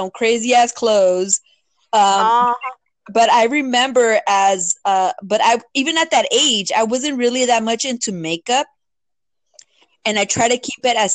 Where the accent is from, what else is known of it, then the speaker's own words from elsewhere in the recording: Los Angeles, California, United States; I grew up in Boyle Heights, East LA area